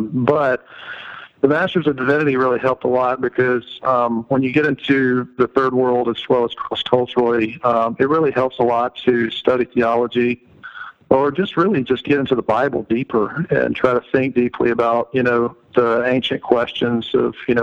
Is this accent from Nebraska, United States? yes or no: no; Georgia, United States; moved away; I am originally from Georgia, went to the University of Georgia